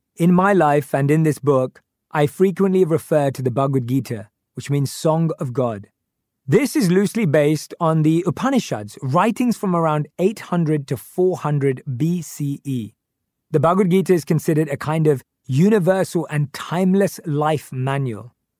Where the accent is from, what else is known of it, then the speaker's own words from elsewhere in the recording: London, United Kingdom; I grew up in North London with my parents and my youngest sister